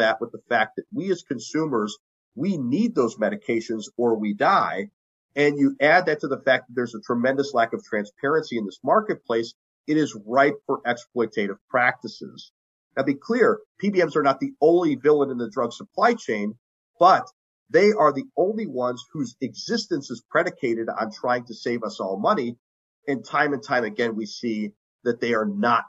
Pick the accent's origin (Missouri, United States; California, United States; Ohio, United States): Ohio, United States; in my home state of Ohio